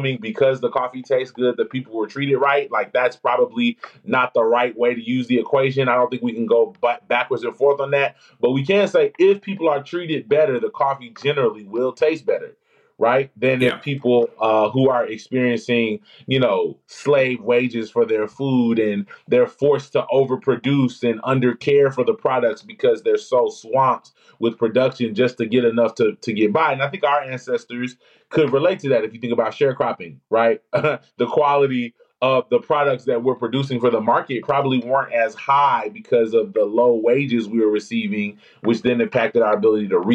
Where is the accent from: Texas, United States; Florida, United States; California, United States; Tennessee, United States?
Tennessee, United States; Memphis; I'm from Memphis, Tennessee